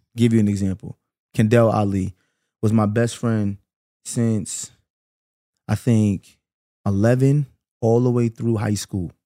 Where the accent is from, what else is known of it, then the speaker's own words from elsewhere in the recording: New York City, New York, United States; also born or lived in Canarsie, Brooklyn; I grew up in Flatbush my whole life.